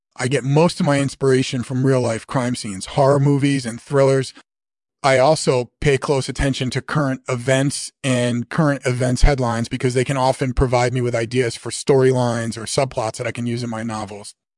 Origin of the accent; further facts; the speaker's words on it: Australia; moved away as an adult; now in England, United Kingdom; was born in Australia in nineteen fifty-one, and I lived there until I was eighteen, and then I moved to England, where I've been living ever since